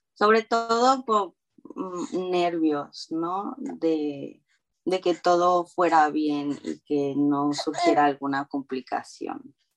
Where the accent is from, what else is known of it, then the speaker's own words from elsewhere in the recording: Xico, Veracruz, Mexico; moved away as an adult; also born or lived in Montana; now in California, United States; yo soy de México, de Veracruz, y crecí ahí toda mi vida hasta los 18